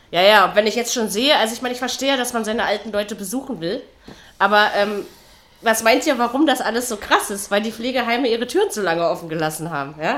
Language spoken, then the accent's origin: German; East Germany, Germany; ich bin in der DDR aufgewachsen